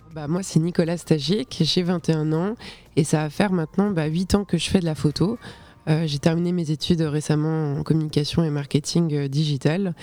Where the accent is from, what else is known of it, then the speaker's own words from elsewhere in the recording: Switzerland; je suis de Suisse, j'étais au, cycle, donc c'est l'équivalent du collège